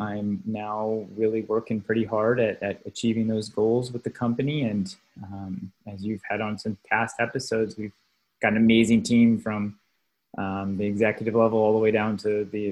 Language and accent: English; the Ozarks, United States; moved away as an adult; also born or lived in Ecuador; my then girlfriend, now wife, and I moved back from South America, where we were living and working, to the Ozarks to kind of be with my family